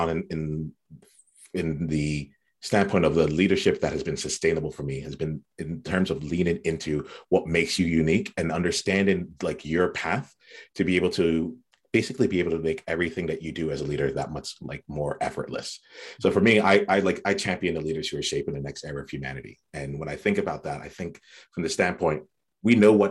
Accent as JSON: {"language": "English", "region": "New Jersey", "country": "United States", "tie": "born or raised there", "said": "I grew up in South Jersey on the East Coast in the US"}